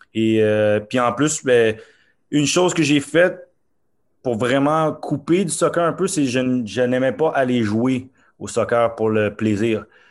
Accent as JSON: {"language": "French", "town": "Montreal", "region": "Quebec", "country": "Canada", "tie": "born or raised there", "also_born_or_lived": "Norway", "said": "je suis né à Montréal et euh, mes parents sont d'origine haïtienne"}